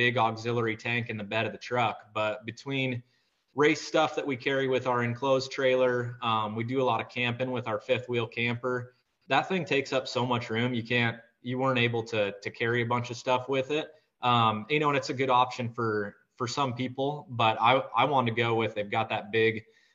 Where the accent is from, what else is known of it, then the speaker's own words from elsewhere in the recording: Iowa, United States; I'm from Iowa, grew up on a Century farm here